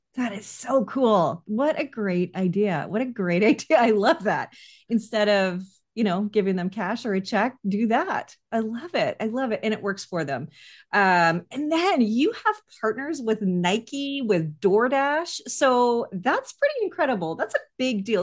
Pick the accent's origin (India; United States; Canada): Canada; as a Canadian